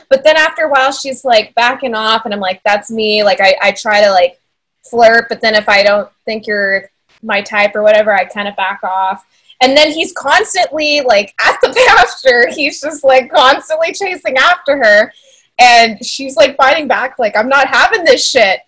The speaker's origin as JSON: {"language": "English", "town": "San Antonio", "region": "Texas", "country": "United States", "tie": "born or raised there", "also_born_or_lived": "Rio Grande Valley, Texas", "said": "I was born in the Valley, but I was raised in San Antonio"}